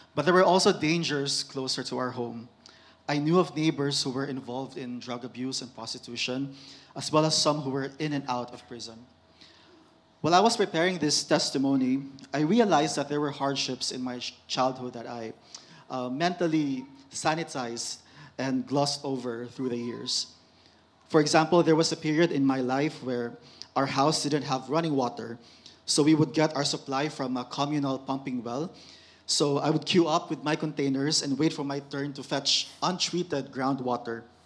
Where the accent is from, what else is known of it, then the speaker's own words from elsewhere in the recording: Mindanao, Philippines; moved away; I'm from Mindanao, which is the southernmost island of the Philippines